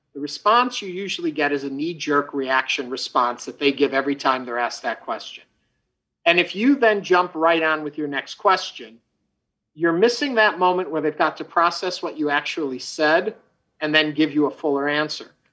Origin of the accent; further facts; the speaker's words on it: outside New York City, United States; also born or lived in Chicago; now in Houston, United States; I grew up outside of New York City.